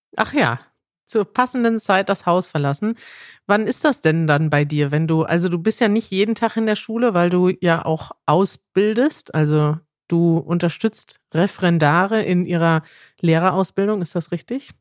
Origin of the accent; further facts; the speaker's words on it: Münster, North Rhine-Westphalia, Germany; du lebst in der Stadt, aus der ich komme